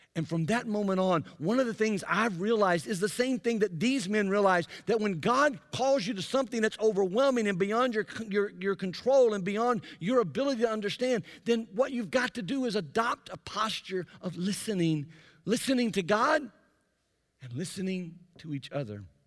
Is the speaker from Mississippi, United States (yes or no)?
yes; Jackson, Mississippi, United States; in my hometown of Jackson, Mississippi